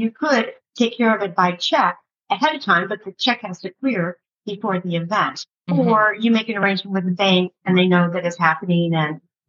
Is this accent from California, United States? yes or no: yes; Palm Springs, California, United States; now in Saint-Remy-de-Provence, France; In Palm Springs, California, that's where I went to high school.